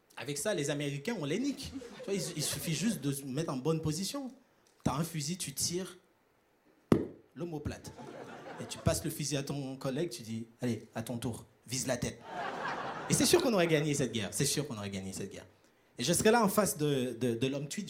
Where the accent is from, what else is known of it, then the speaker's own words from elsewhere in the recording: Haiti; now in Europe; je viens d'Haïti, à ne pas confondre avec Tahiti